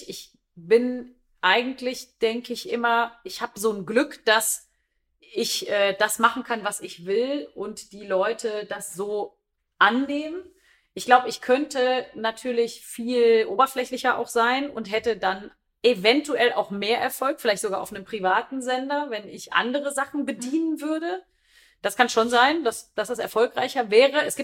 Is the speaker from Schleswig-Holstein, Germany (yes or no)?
yes; Kiel, Schleswig-Holstein, Germany